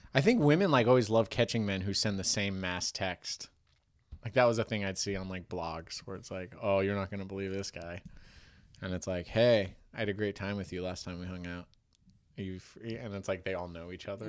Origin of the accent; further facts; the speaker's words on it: United States; I'm like American